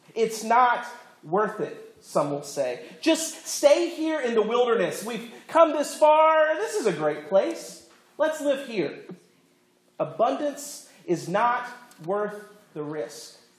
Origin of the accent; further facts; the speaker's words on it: Florida, United States; I grew up in Florida, not Iowa